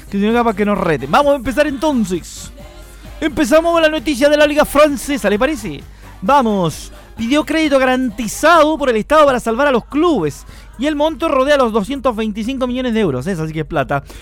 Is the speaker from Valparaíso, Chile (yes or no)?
no; Curicó, Maule, Chile; Algo para los que somos de acá de Curicó, sentirse orgulloso de la victoria del albirrojo, así que saludos cordiales a todos los curicanos por el mundo.